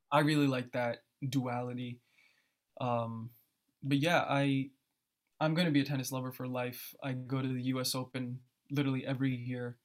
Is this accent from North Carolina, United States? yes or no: no; New Jersey, United States; born or raised there; also born or lived in Philadelphia